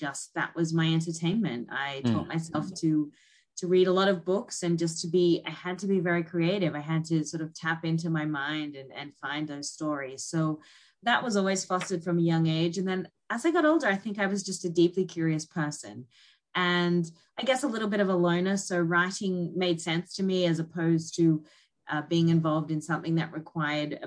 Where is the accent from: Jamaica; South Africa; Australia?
Australia; North Queensland; moved away as an adult; also born or lived in Sydney, Australia; now in New York, United States; I was born in North Queensland